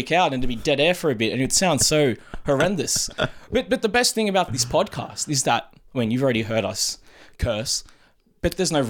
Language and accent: English; Sydney, New South Wales, Australia; I was born at Royal North Shore Hospital. My parents migrated here, but my parents met here.